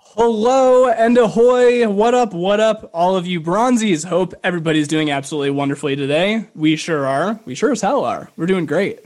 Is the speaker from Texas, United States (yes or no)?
no; Chicago, Illinois, United States; moved away; I'm from the Chicagoland area